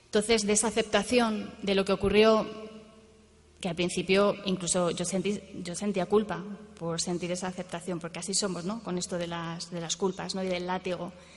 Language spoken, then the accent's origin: Spanish; Madrid, Community of Madrid, Spain; yo soy de Madrid, vivo en Madrid